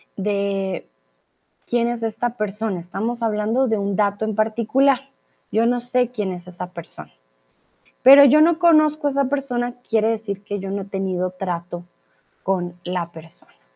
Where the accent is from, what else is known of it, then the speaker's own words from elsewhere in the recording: Colombia; now in Mexico; soy de Colombia y ahora estoy en el hermoso y soleado México